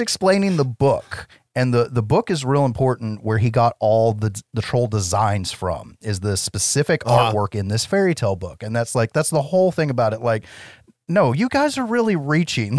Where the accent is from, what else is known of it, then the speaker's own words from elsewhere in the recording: United States; I'm an American